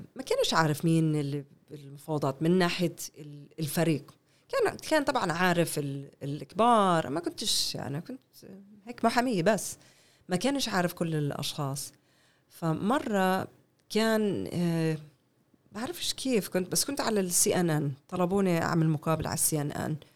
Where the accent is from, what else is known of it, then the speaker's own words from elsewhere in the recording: Canada; Arabic is a second language; moved away as an adult; now in Haifa, Israel; أنا ربيت في كندا، كل حياتي بكندا. ربيت في كندا